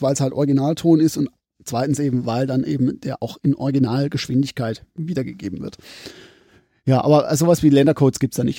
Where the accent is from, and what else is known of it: Pforzheim, Baden-Württemberg, Germany; accent: Pforzheimerisch